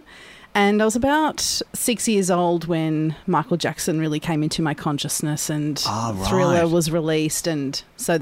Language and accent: English; Melbourne, Victoria, Australia; Born and bred Melbourne